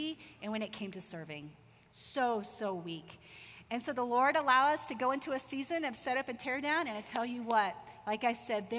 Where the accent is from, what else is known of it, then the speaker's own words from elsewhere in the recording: Tulsa, Oklahoma, United States; I grew up in Tulsa, Oklahoma, Bible Belt of the U.S.